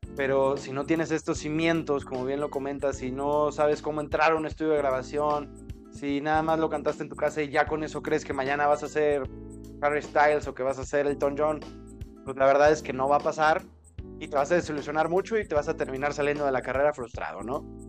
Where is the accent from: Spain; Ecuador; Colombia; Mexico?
Mexico; nosotros los mexicanos